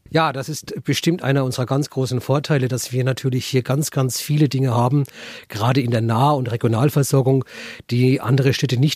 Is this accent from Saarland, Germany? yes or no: no; Bad Staffelstein, Bavaria, Germany; hier bei uns in Bad Staffelstein